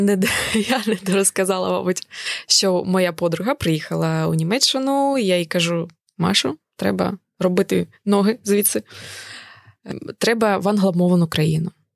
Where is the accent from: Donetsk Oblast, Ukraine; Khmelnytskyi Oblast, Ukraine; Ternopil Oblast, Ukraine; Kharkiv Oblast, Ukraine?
Kharkiv Oblast, Ukraine; Kharkiv; moved away as an adult; also born or lived in Kyiv; now in United Kingdom; я народилася у Харкові але вже багато років е, жила у Києві